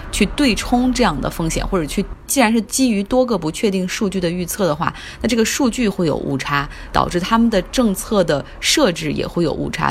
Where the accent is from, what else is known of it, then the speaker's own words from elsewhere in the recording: Harbin, Heilongjiang, China; moved away as an adult; now in Beijing, China; 跟我在我的家乡哈尔滨生活的时间可能差不多